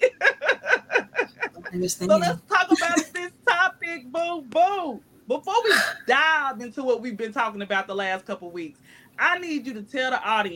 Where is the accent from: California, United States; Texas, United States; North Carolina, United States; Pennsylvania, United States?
North Carolina, United States; moved away; I'm from North Carolina